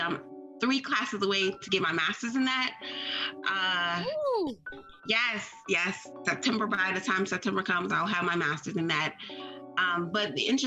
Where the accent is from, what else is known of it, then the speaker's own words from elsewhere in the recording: Maryland, United States; I am born and raised in Maryland